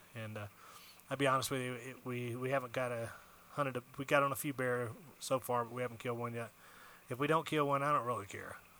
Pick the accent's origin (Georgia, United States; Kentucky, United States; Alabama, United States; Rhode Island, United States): Alabama, United States; moved away as an adult; now in Arizona, United States; I'm originally from Alabama